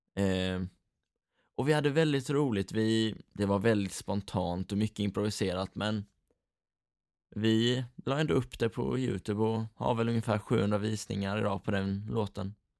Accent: Rydaholm, Jönköping County, Sweden; vi är från Rydaholm hela gänget

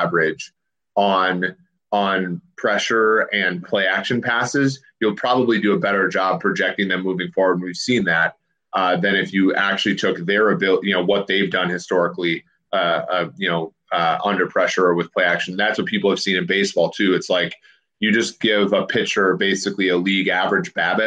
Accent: Cincinnati, Ohio, United States; my hometown Bengals

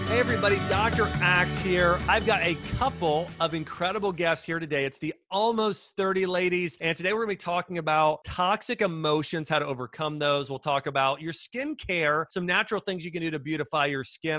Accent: Ohio, United States; I grew up in Ohio

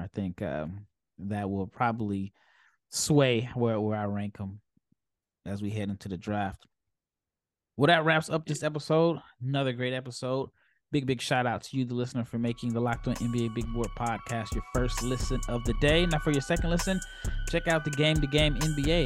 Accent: Omaha, Nebraska, United States; I'm from Omaha

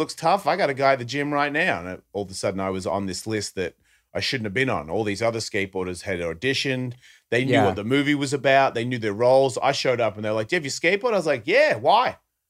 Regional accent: Australia; Yeah, I can't do that guy. I'm Australian.

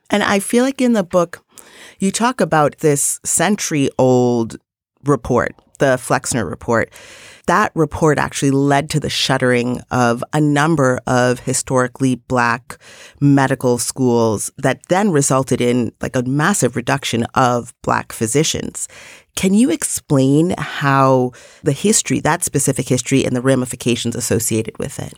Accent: New York City, New York, United States; as a New Yorker

